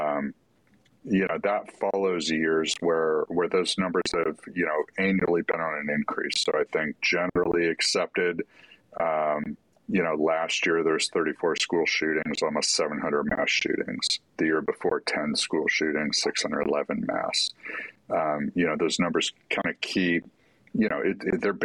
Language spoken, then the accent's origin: English; California, United States; we both grew up in California